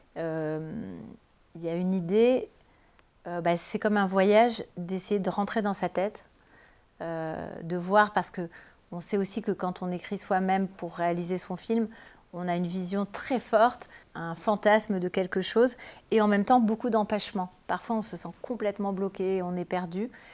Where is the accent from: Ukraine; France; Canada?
France; Toulouse, Occitania; qui est à Toulouse, à la fac du Mirail, à côté de là où j'ai grandi